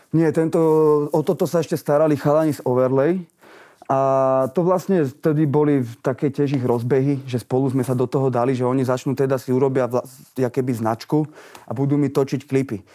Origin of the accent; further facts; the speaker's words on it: Bratislava, Bratislava Region, Slovakia; also born or lived in Vienna, Austria; ten život tu u nás vo Vrakúni